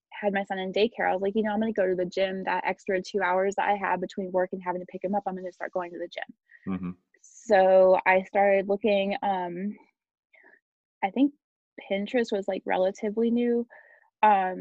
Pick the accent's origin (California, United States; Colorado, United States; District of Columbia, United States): Colorado, United States; also born or lived in Germany; I moved to Colorado, which is where I'm from, my hometown